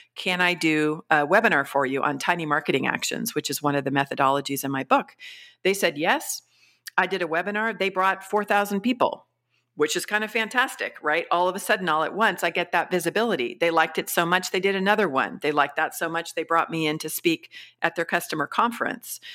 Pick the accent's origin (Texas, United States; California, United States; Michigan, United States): California, United States; also born or lived in Mexico / Colombia; I'm from California originally